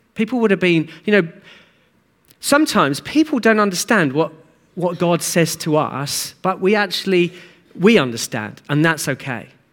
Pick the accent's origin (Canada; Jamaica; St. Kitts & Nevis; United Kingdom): United Kingdom; Hastings, South East England; I grew up in Hastings